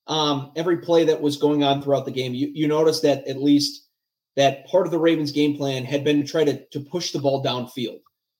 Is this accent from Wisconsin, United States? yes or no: yes; Milwaukee County, Wisconsin, United States; So I'm not a Baltimore native. I'm actually from Milwaukee County in Wisconsin.